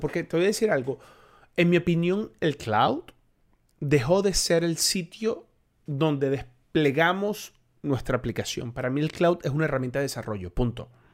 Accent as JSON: {"language": "Spanish", "country": "Colombia", "also_born_or_lived": "Venezuela", "said": "también soy colombiano"}